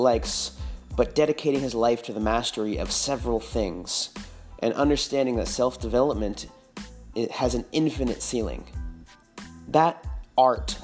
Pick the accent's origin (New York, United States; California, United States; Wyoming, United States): California, United States; Northern; now in Austin, United States; I'm from Northern California